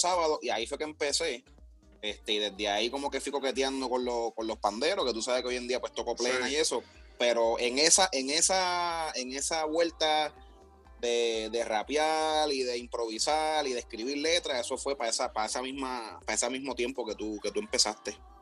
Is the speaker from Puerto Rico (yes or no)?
yes; Puerto Rico; moved away as an adult; now in United States; yo vine de Puerto Rico